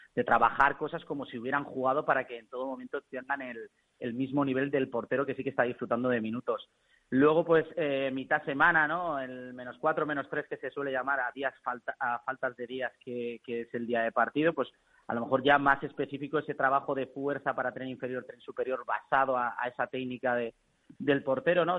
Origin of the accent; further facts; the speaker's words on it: Burriana, Valencian Community, Spain; Yo estaba aquí en Burriana, que es de donde soy